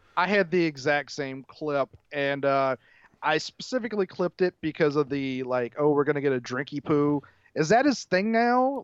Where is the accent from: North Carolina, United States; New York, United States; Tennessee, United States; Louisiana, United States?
Louisiana, United States; New Orleans; I grew up in New Orleans